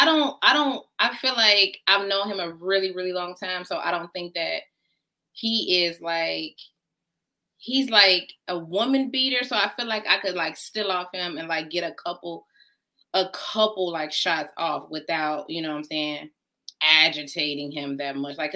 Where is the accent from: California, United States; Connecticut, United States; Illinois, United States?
Illinois, United States; Chicago; we're from Chicago, so we're professionals.